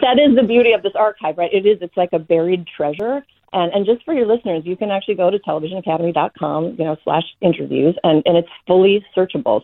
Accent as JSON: {"language": "English", "town": "Minneapolis", "region": "Minnesota", "country": "United States", "tie": "born or raised there", "also_born_or_lived": "New York City", "moved": "as an adult", "said": "I grew up in Minneapolis, Minnesota"}